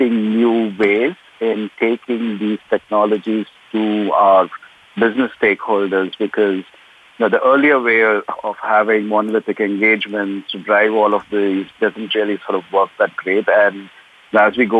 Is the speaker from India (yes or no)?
yes; South India, India; now in Livingston, United States; If you're from southern India, that's typically what we've grown up